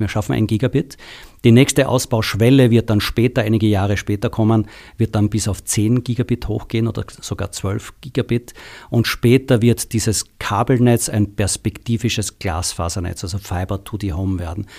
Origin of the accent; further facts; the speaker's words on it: Austria; moved away as an adult; now in Germany; alle Zuhörer haben schon gehört, dass ich aus Österreich komme